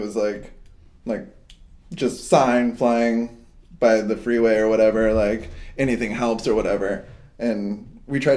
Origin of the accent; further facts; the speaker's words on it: Hawaii, United States; I grew up in Hawaii and we used to hitchhike everywhere. So I moved to Hawaii when I was like 13.